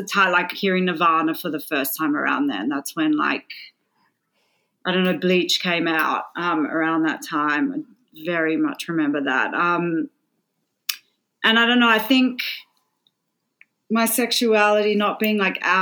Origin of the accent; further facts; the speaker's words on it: Sydney, New South Wales, Australia; moved away as an adult; also born or lived in Melbourne; I grew up in Sydney, Australia